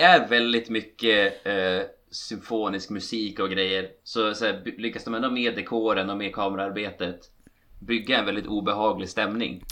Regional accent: Västerbotten County, Sweden; Som västerbottning

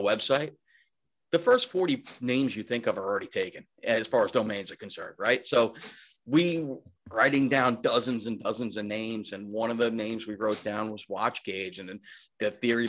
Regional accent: Long Island, New York, United States; also born or lived in Suffolk County / Manhattan; I'm from Long Island, born and raised. I still live here

